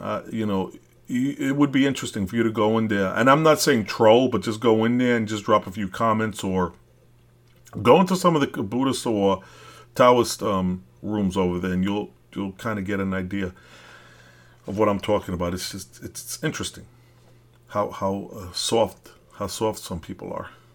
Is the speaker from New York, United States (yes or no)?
yes; New York City, New York, United States; moved away as an adult; I am from Brooklyn. I left it when I was thirty years old, so I'm a real Brooklyn dude.